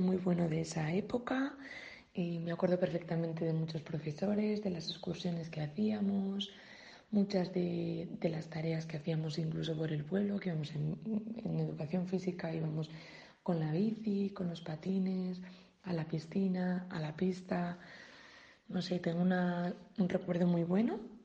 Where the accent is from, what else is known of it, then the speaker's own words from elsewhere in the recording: Bardenas, Aragon, Spain; soy de Bardenas y estudié en el CRAN entre los años 1995 y 2004